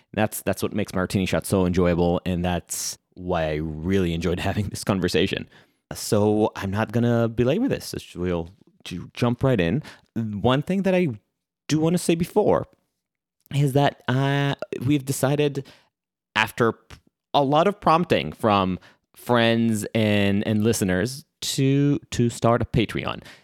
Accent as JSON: {"language": "English", "country": "Israel", "accent": "Israeli", "moved": "yes", "lives_now": "New York City, United States", "said": "the flavor that you heard in my accent, that's because I'm Israeli."}